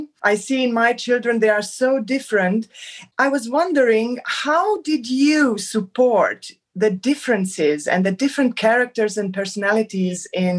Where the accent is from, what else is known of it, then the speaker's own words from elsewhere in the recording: Transylvania, Romania; now in Germany; I come originally from Romania, from Transylvania.